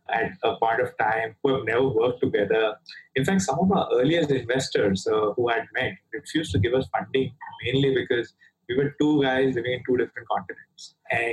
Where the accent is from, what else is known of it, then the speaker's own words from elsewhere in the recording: Mumbai, Maharashtra, India; moved away as an adult; also born or lived in London; now in Singapore; Originally, I'm from India, from Bombay, the city of dreams that is called 20 million population, same population as Australia, the continent. So, you know, grew up there